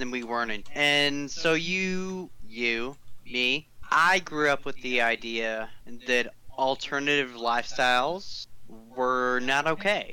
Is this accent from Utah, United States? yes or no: no; Dallas, Texas, United States; I grew up in Dallas, Texas